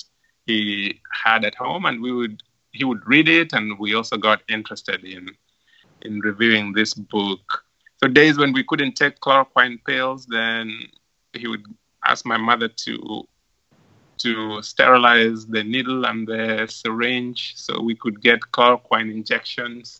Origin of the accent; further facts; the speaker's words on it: Lwala, Migori County, Kenya; moved away as an adult; now in Cleveland, United States; growing up in Loala